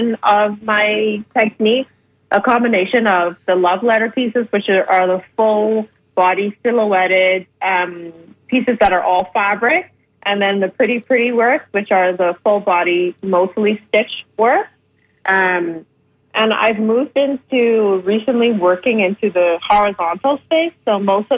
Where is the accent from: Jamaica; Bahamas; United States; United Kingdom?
Bahamas; now in Toronto, Canada; I'm from the Bahamas